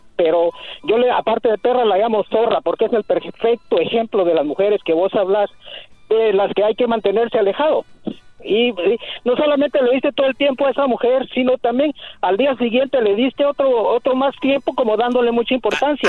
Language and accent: Spanish; Costa Rica; Yo soy de Costa Rica.